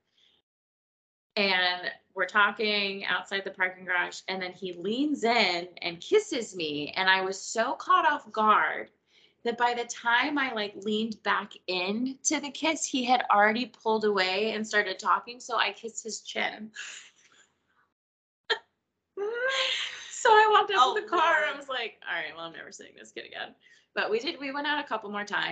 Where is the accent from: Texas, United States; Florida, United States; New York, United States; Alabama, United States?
Florida, United States; Miami; I'm from Miami